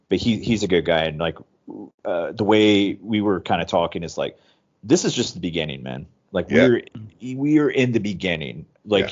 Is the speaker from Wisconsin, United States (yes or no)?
yes; Wisconsin, United States; also born or lived in California / Eugene, Oregon; now in Thailand; I'm originally from Wisconsin, but, I've lived in California. I lived in Oregon